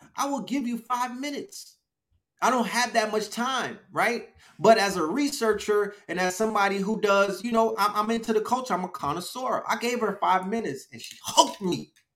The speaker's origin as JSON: {"language": "English", "town": "New York City", "region": "New York", "country": "United States", "tie": "born or raised there", "also_born_or_lived": "Bronx, New York City", "moved": "as an adult", "lives_now": "Atlanta, United States", "said": "I come from Flatbush"}